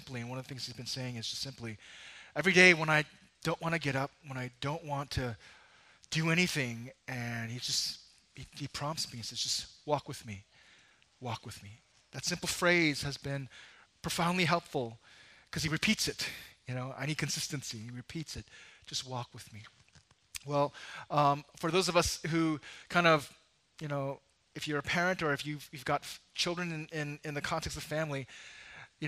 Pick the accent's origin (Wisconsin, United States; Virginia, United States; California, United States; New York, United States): New York, United States; as a New Yorker